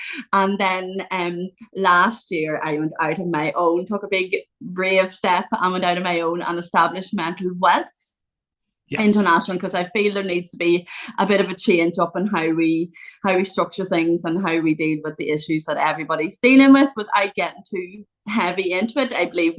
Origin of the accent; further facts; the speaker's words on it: Ireland; So I'm from Ireland. I live in a small county in Ireland.